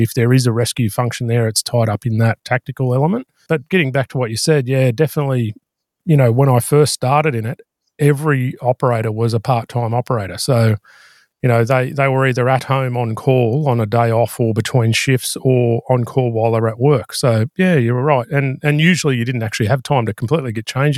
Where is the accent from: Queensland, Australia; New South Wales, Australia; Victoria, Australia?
New South Wales, Australia; Bathurst; I grew up out in Bathurst in the central west of New South Wales